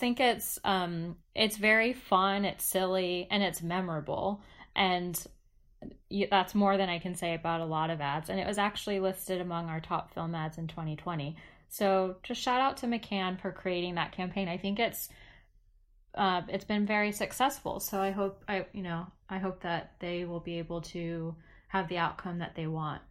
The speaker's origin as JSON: {"language": "English", "country": "United States", "said": "I am American"}